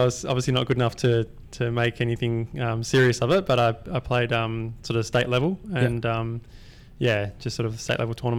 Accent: Perth, Western Australia, Australia; Yeah, not far from here, about 20 minutes sort of southeast of here.

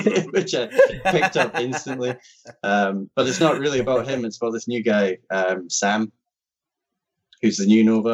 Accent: Scotland, United Kingdom; I'm from Scotland? I'm in Scotland.

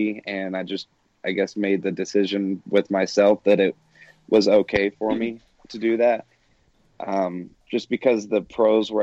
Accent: Atlanta, Georgia, United States; now in Denver, United States; I am from Atlanta

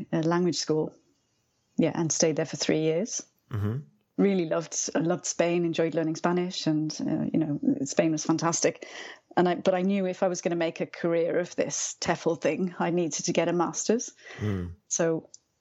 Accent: Wales, United Kingdom; moved away as an adult; I'm from Wales. So everyone learns Welsh from an early age.

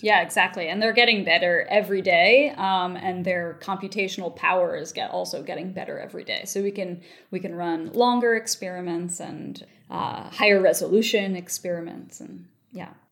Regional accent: Baltimore, Maryland, United States; moved away; also born or lived in Palisades, New York; I'm from Baltimore, Maryland originally.

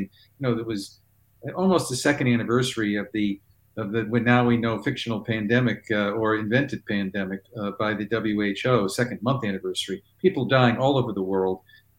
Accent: Boston, Massachusetts, United States; moved away; also born or lived in Pennsylvania; I grew up in Boston, since I gave you my grandfather's history, and grew up in the Boston area

